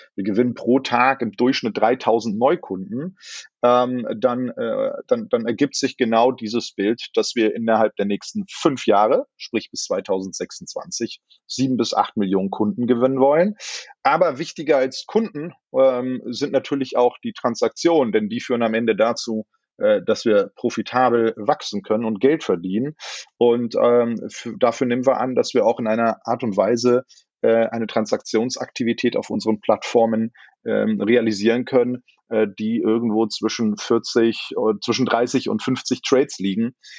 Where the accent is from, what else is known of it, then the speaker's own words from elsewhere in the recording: Berlin, Germany; Das sage ich jetzt als Berliner